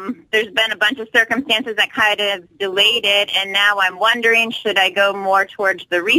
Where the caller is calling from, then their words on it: Alaska, United States; I'm calling from Alaska.